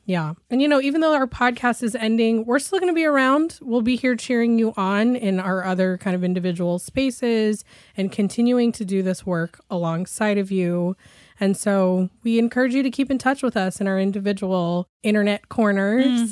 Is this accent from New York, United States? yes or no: no; Shoreline, Washington, United States; So I grew up in Shoreline, which used to be part of North Seattle, but then became its own little city